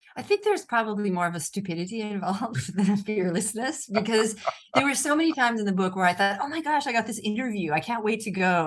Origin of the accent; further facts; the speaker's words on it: United States; accent: American; moved away as an adult; now in Rome, Italy; my American accent